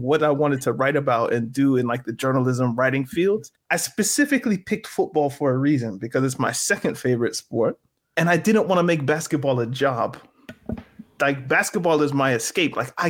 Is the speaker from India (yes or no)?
no; Canada; But as a Canadian, I was like, of course, I'm a Toronto fan.